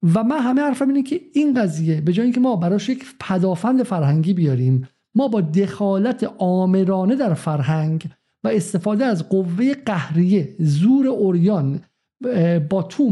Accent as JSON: {"language": "Persian", "country": "Iran", "said": "من به عنوان یک ایرانی"}